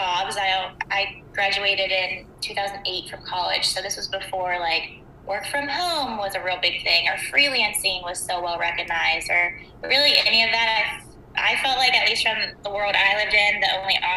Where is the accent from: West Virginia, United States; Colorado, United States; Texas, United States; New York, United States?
West Virginia, United States; Wheeling; moved away as an adult; now in Columbus, United States; I'm from Wheeling, lived there pretty much my whole childhood up until I was 18, then I moved to Columbus for college